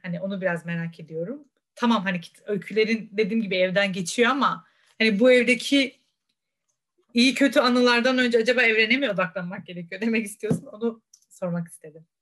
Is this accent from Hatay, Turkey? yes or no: no; Rize Province, Turkey; Rize'de doğup büyüdüm